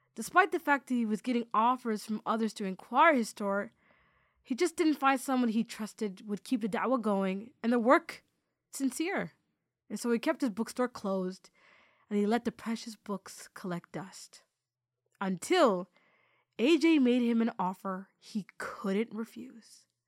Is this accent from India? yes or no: no; Toronto, Ontario, Canada; I'm from Toronto, the six.